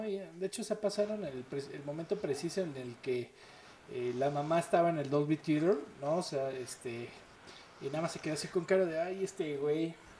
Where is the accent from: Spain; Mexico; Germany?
Mexico; como buenos mexicanos